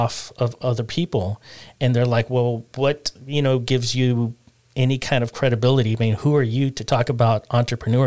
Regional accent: South Texas, United States; growing up in South Texas, it's almost it's a given, you know, growing up where I grew up, and it's because we grew up in South Texas

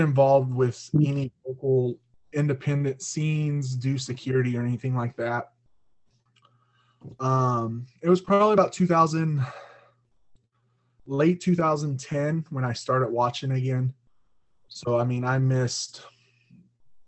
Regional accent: Arkansas, United States; also born or lived in Missouri; now in Lawrence, Kansas, United States; I'm 32. I grew up in Arkansas

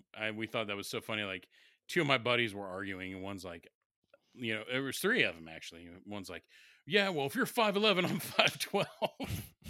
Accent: Brooklyn, New York, United States; Well, I mean, I'm from Brooklyn

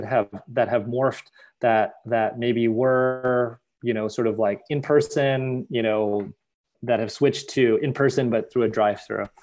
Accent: United States; as a Filipino American, as an Asian American

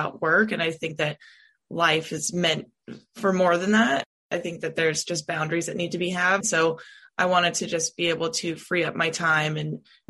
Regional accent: California, United States; moved away as an adult; now in Nashville, United States; I'm originally from California.

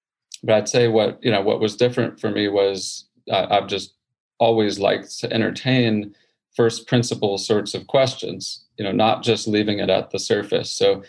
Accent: Houston, Texas, United States; born or raised there

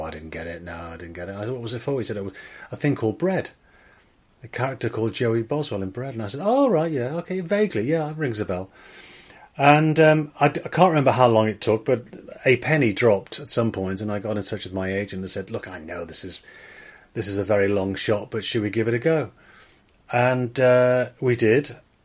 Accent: Liverpool, North West England, United Kingdom; accent: Scouse; moved away; my parents were very much Liverpool Scousers, and I didn't count myself as Welsh particularly.

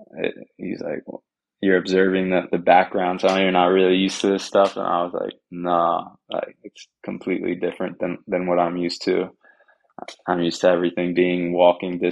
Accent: Long Island, New York, United States; moved away as an adult; I'm from New York, from Long Island

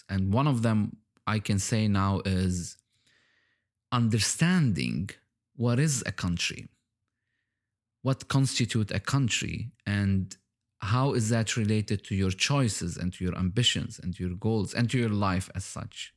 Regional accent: Lebanon; now in Dubai, United Arab Emirates; I was born in Lebanon. And now I live in Dubai, in the U

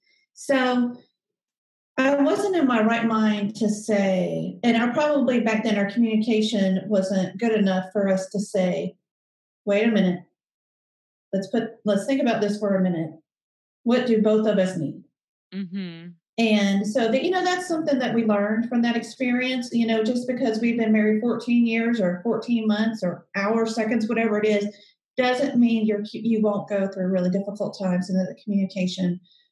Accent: the South, United States; because I'm from the South and they're old school.

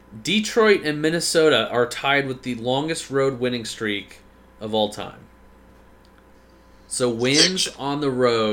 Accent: Australia; We don't talk hockey, also. We're Australian. The Aussies.

